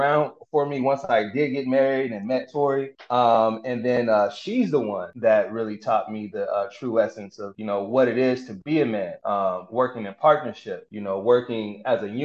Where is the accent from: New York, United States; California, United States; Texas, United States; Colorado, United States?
Colorado, United States; Denver; I grew up in Denver